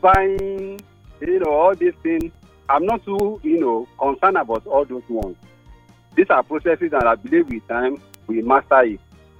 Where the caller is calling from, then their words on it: Apo, Federal Capital Territory, Nigeria; I'm calling from Apo.